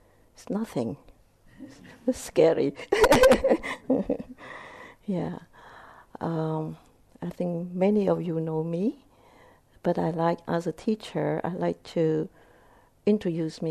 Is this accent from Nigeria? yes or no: no; Vietnam; English is a second language; moved away; I was born in Vietnam. My mother is Vietnamese. My father is Cambodian